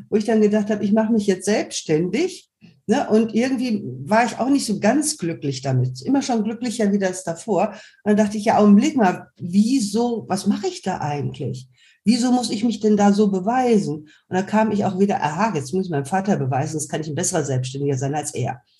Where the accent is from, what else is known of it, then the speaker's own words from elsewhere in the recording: Germany; Also ich weiß zumindest, ich könnte auf Kap Verden auf Dauer nicht leben. Ich bin Deutsche.